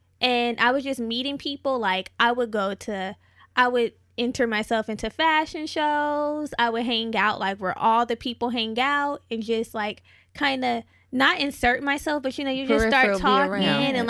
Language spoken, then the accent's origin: English; California, United States; now in Los Angeles, United States; Like, okay, so before I moved to LA, because I'm not from here, I'm from the Bay Area. I've been living here for a while now.